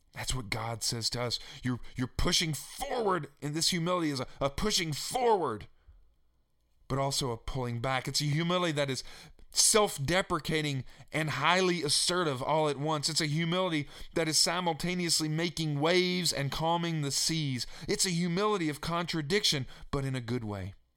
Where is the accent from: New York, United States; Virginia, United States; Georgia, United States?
Virginia, United States; Staunton; my hometown where I grew up in Stanton, Virginia